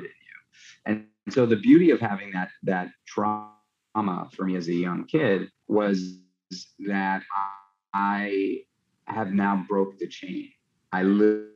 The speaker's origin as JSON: {"language": "English", "town": "New York City", "region": "New York", "country": "United States", "tie": "born or raised there", "said": "I grew up in New York City"}